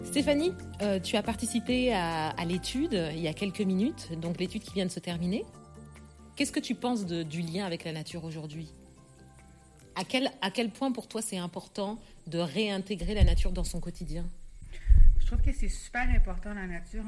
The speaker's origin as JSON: {"language": "French", "region": "New Brunswick", "country": "Canada", "tie": "born or raised there", "moved": "yes", "lives_now": "Montreal, Canada", "said": "j'ai passé une bonne partie de la période de confinement au Nouveau-Brunswick. Donc euh, dans ma ville natale"}